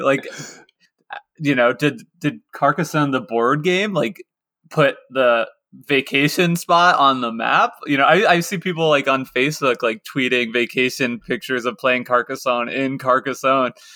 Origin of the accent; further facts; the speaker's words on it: Lawrence, Kansas, United States; I was growing up in Lawrence, Kansas